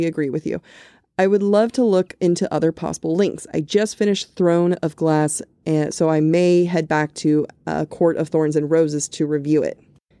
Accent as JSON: {"language": "English", "region": "Wales", "country": "United Kingdom", "lives_now": "England", "said": "So I'm Welsh/British, currently living in England"}